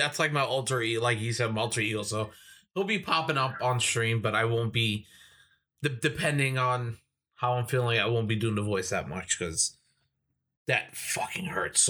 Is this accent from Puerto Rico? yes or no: yes; Puerto Rico; Yes, I'm Puerto Rican, but I don't speak Spanish.